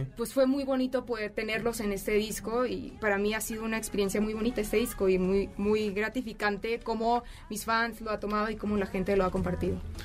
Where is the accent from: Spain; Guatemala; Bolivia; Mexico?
Mexico; Hermosillo, Sonora; now in Mexico City, Mexico; Soy de Hermosillo, Sonora